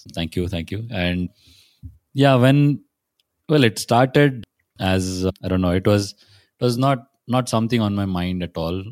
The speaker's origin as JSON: {"language": "English", "town": "Pune", "region": "Maharashtra", "country": "India", "tie": "born or raised there", "said": "I'm from Pune"}